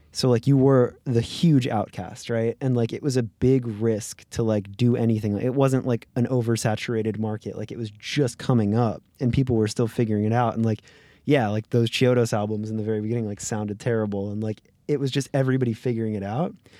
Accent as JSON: {"language": "English", "region": "Florida", "country": "United States", "tie": "born or raised there", "moved": "yes", "lives_now": "Los Angeles, United States", "said": "I grew up in Florida"}